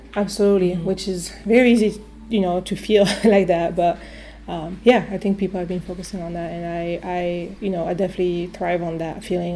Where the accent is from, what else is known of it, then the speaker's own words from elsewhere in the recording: near Avignon, Provence-Alpes-Côte d'Azur, France; English is a second language; now in Cleveland, United States; I grew up uh, yeah, in the south of France in a small uh, city uh, near Avignon. So it's in Provence